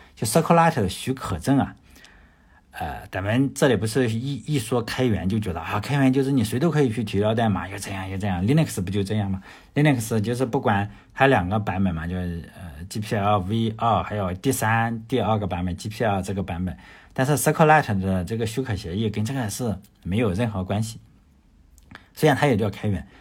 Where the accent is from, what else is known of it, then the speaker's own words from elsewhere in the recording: China; 我，我也是来自中国的